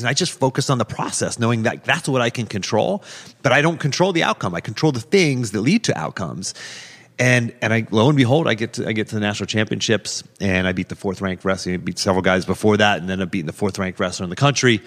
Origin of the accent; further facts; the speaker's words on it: Pittsburgh, Pennsylvania, United States; now in Charlottesville, United States; I grew up in Pittsburgh